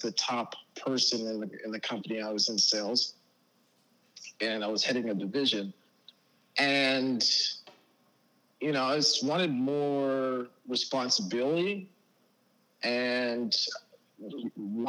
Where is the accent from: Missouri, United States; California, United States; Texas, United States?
Texas, United States; Dallas; also born or lived in Baltimore, Maryland / Las Vegas, Nevada; I was born in Baltimore, Maryland. I've lived in Las Vegas, and I've lived in Dallas, downtown in the proper area for the last 16 years or so. I'm 27 years old